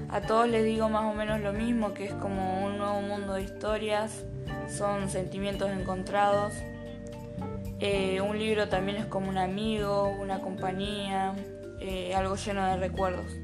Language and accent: Spanish; Buenos Aires, Argentina; also born or lived in Bahía Blanca; Yo nací en Bahía Blanca y cuando era chica me, me mudé a Buenos Aires y acá me crié.